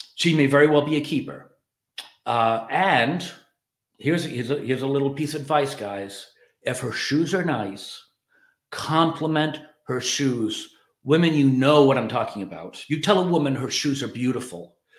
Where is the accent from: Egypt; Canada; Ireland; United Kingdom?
Ireland; moved away; I'm an Irish immigrant